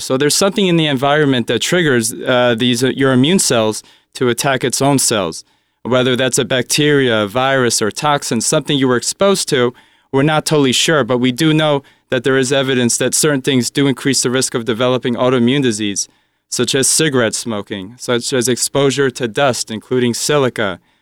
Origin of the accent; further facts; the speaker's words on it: Springfield, New Jersey, United States; also born or lived in Philadelphia / New York; I was born right here in Springfield, New Jersey. So, uh, I'm always a Jersey person